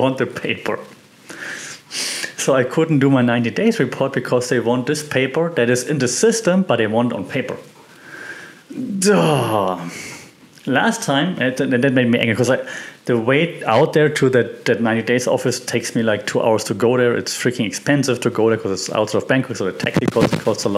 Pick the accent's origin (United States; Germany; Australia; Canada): Germany; moved away as an adult; also born or lived in Austria; now in Thailand; I'm from Germany, we are famous for bureaucracy